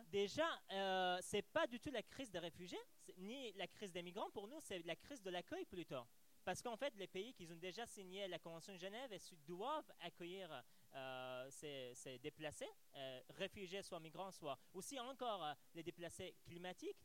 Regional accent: Afghanistan; French is a second language; moved away as an adult; now in France; je viens d'Afghanistan, réfugié en France depuis trois ans et demi

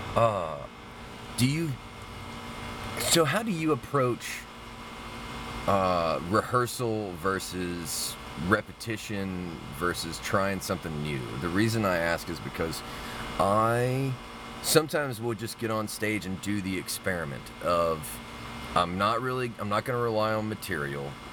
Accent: Mobile, Alabama, United States; I grew up in Mobile, Alabama.

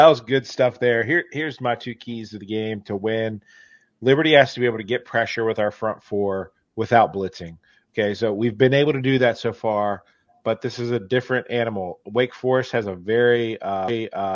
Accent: Roanoke, Virginia, United States; I'm from Roanoke, Virginia

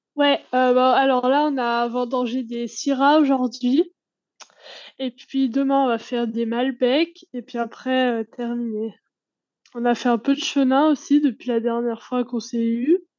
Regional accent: the Alps, France; moved away as an adult; now in New Zealand; je suis originaire des Alpes

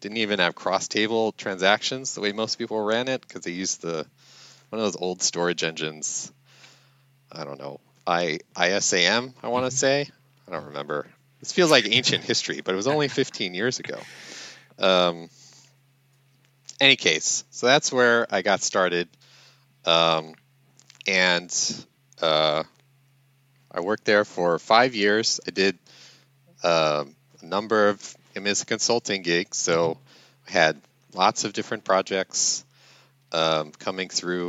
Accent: New York, United States; moved away as an adult; also born or lived in Washington, D.C.; now in Louisiana, United States; I'm originally from New York

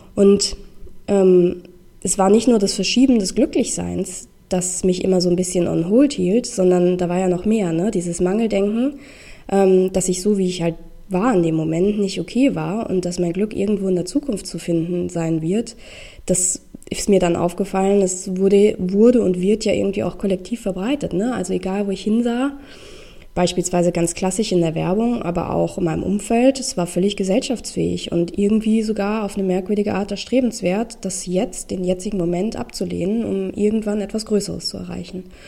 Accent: Rheingau, Hesse, Germany; moved away as an adult; also born or lived in Düsseldorf; aus meinem Heimatort, ähm, aus dem Rheingau

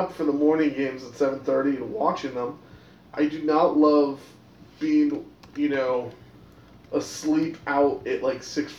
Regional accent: United States; we're American.

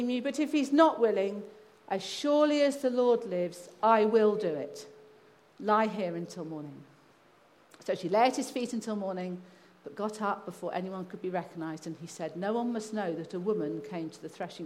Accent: England, United Kingdom; also born or lived in Kazakhstan; I'm English

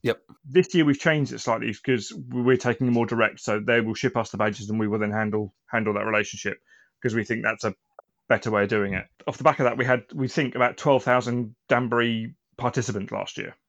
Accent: Aldershot, South East England, United Kingdom; now in Milton Keynes, United Kingdom; I grew up and started in Aldershot, and then when I moved around the country

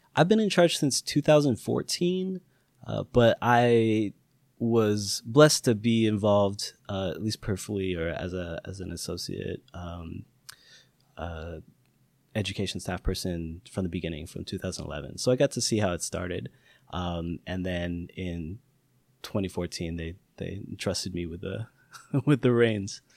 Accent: Seattle, Washington, United States; also born or lived in Renton / Skyway; grew up in South Seattle and in the south suburbs, like Renton

